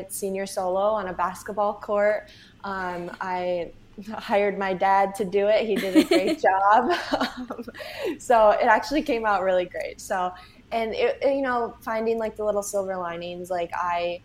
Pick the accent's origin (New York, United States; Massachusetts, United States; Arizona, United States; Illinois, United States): New York, United States; Syracuse; moved away as an adult; also born or lived in Buffalo, New York; now in New York City, United States; I grew up in Syracuse